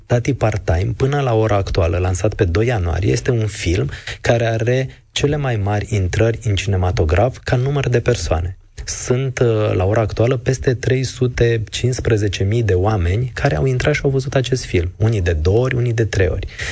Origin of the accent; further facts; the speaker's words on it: Târgu Jiu, Gorj, Romania; moved away as an adult; now in Bucharest, Romania; Sunt de la Târgu Jiu